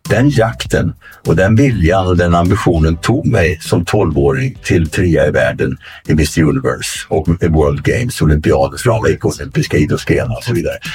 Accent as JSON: {"language": "Swedish", "town": "Arvika", "region": "Värmland", "country": "Sweden", "also_born_or_lived": "Venice, California / Stockholm", "moved": "yes", "said": "från Arvika och skogen där jag kommer ifrån kan man säga i västra Värmland"}